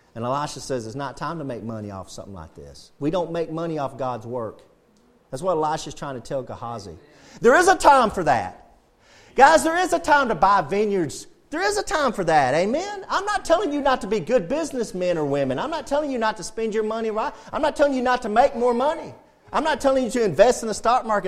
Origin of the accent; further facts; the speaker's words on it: United States; We're Americans